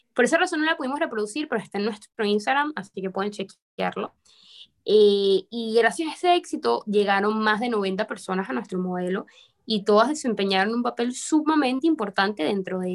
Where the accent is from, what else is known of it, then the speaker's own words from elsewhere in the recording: Venezuela; now in Panama City, Panama; Soy venezolana, pero actualmente resido en la ciudad de Panamá.